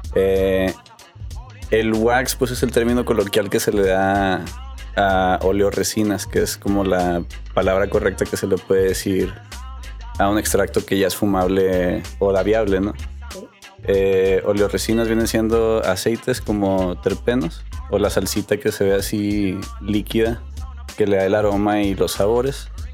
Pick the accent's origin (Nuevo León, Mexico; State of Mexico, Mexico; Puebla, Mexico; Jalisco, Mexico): Nuevo León, Mexico; Monterrey; also born or lived in McAllen, Texas, United States; nací en Texas, en McAllen. A los seis años nos, nos, movimos para acá, para Monterrey, y pues prácticamente aquí crecí